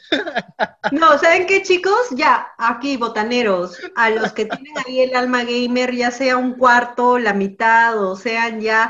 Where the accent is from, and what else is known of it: Peru